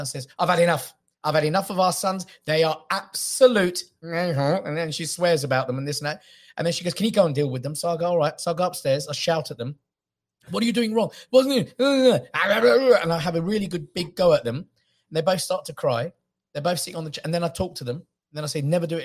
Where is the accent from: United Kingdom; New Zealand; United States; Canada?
United Kingdom; England; I'm born in England